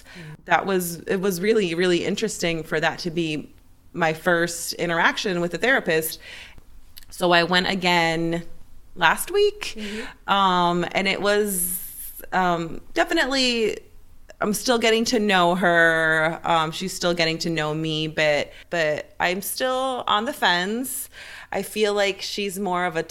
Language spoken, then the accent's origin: English; Ecuador; moved away; I was raised in Ecuador